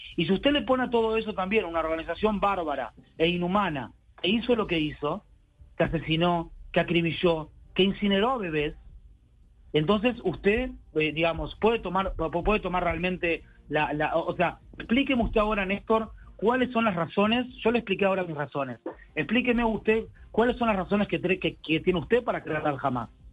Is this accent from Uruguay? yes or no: yes; Uruguay; now in Tel Aviv, Israel; yo soy uruguayo